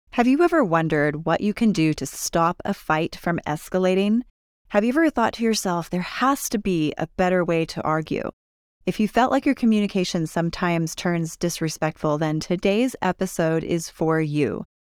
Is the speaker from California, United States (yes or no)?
yes; California, United States; now in Utah, United States; I grew up in California